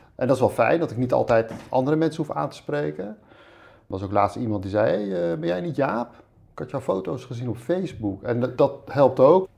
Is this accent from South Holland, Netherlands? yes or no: yes; Voorburg, South Holland, Netherlands; also born or lived in Rotterdam / Spain / IJburg, Amsterdam; now in Amsterdam, Netherlands; ik ben opgegroeid in Voorburg bij Den Haag